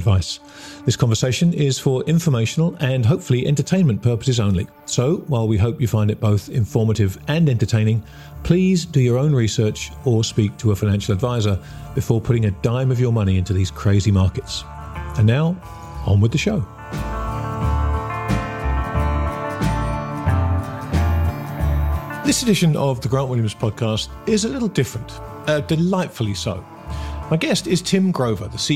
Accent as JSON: {"language": "English", "region": "England", "country": "United Kingdom", "said": "I'm an Englishman with the stiff upper lip problem"}